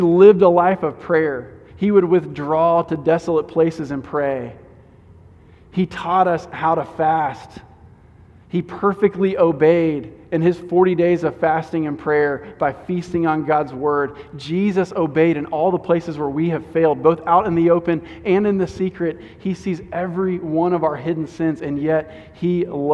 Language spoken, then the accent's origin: English; Houston, Texas, United States; as an American, as a Houstonian